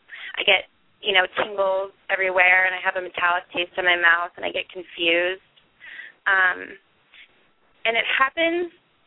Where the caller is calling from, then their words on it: Boulder, Colorado, United States; I'm from Boulder, Colorado.